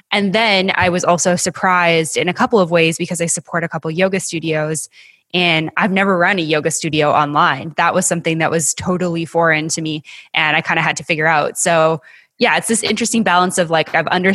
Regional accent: Western Canada, Canada; moved away; I'm originally from Western Canada, as is my husband

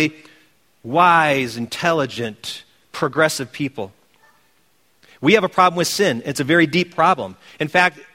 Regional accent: Wisconsin, United States; my home state team being the Green Bay Chopping Blocks

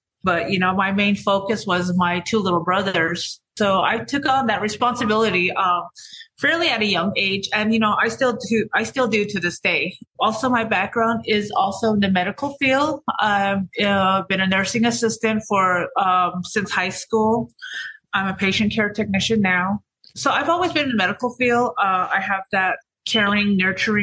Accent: Navajo Nation, United States; I'm from the Navajo Reservation

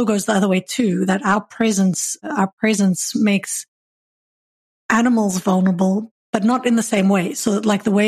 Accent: South Africa; I'm from South Africa, and we know baboons down in the Cape.

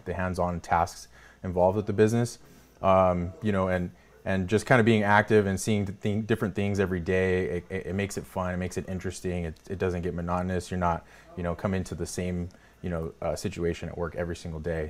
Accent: Salinas, California, United States; I grew up in Salinas

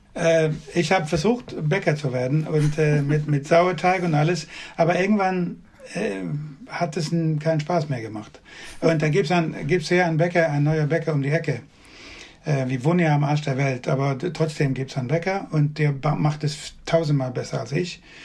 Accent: western Sweden, Sweden; German is a second language; now in Skåne, Sweden; ich bin nicht in Südschweden geboren, sondern im Westen von Schweden

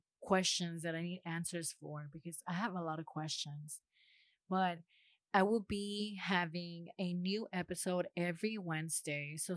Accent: Los Angeles, California, United States; moved away as an adult; now in Huntsville, United States; I am from Los Angeles, California. I am currently living in Huntsville, Alabama

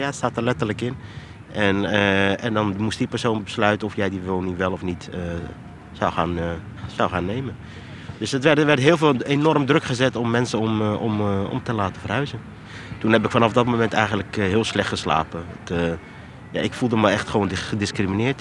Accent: Rotterdam, South Holland, Netherlands; also born or lived in Morocco; Geboren in Marokko, getogen in Rotterdam. Vanaf baby, dus ik was een jaar toen ik naar Nederland toe kwam.

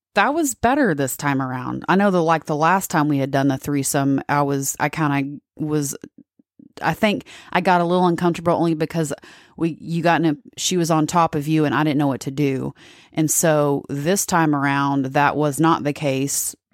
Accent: Texas, United States; I'm from Texas

